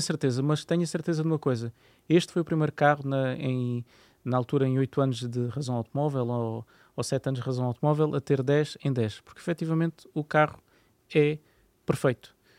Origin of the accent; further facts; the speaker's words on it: Landeira, Portugal; da Landeira, que é a aldeia onde, onde, eu, onde eu cresci